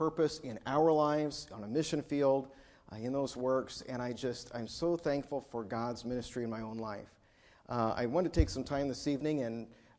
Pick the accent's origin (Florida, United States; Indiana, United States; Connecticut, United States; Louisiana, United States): Indiana, United States; Greenfield; I'm from Indiana, was born in Greenfield and raised just a few miles from here. And was a member of a good Bible-teaching, Bible-preaching, very missions-minded church. And was saved in my second-grade Sunday school class.